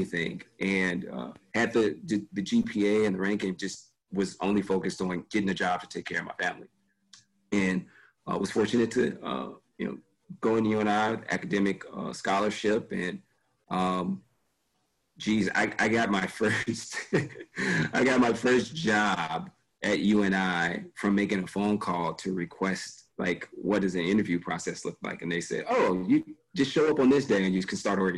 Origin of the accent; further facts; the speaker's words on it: Gary, Indiana, United States; also born or lived in Chicago, Illinois; I was born in Chicago, so I saw Chicago. And then, you know, before I was 1 year old, my mother moved to Gary, Indiana